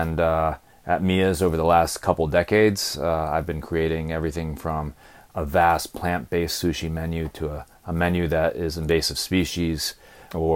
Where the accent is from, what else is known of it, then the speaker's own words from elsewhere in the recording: New Haven, Connecticut, United States; I grew up around New Haven, playing in the woods here